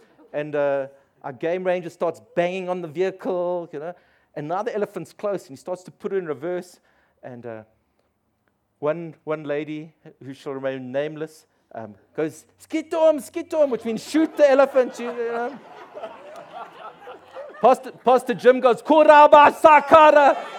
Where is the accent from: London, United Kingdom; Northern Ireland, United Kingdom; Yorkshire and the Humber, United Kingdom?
London, United Kingdom; because I'm from the East End, I know how to drive, you know.